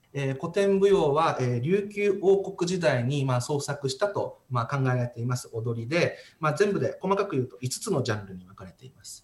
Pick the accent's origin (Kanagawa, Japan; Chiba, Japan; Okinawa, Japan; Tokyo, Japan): Okinawa, Japan; Naha; also born or lived in Tomigusuku, Okinawa; 生まれはあの沖縄県の豊見城市生まれなんですけど、育ちは那覇市です。